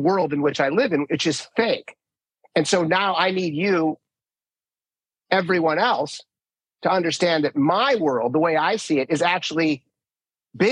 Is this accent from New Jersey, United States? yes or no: no; Minnesota, United States; I grew up in Minnesota